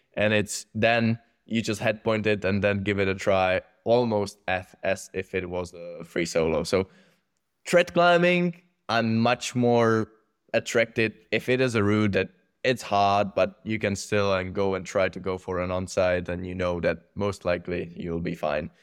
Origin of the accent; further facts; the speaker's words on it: Czechia; growing up there